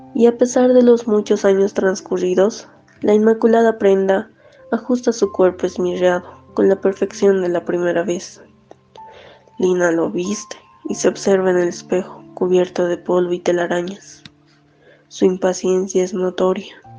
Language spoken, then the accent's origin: Spanish; La Paz, Bolivia; soy de La Paz, Bolivia, tengo 24 años